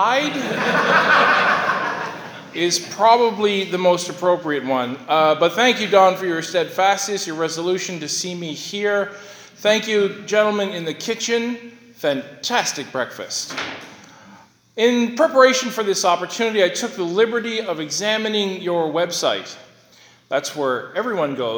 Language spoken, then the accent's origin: English; Sydney, Nova Scotia, Canada; I was born in Sydney City Hospital